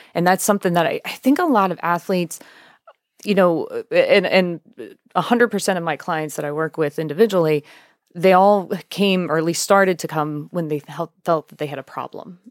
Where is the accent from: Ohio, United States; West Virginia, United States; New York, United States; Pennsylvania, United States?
Pennsylvania, United States; York County; I'm from York County